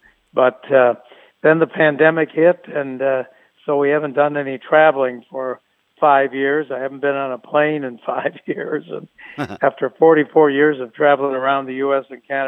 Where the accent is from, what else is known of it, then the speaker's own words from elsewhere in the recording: Chicago, Illinois, United States; now in Los Angeles, United States; I grew up in Chicago listening to the White Sox and the Blackhawks and the Bears.